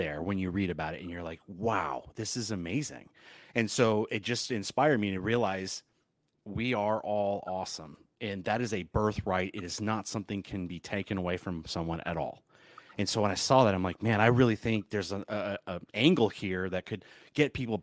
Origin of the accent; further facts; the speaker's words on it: Southern California, United States; also born or lived in Michigan; I am from Michigan originally, grew up in Southern California